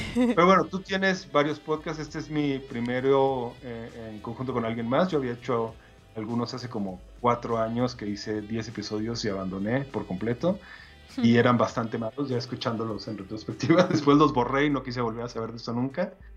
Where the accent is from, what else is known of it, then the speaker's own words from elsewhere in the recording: Mexico; yo soy mexicano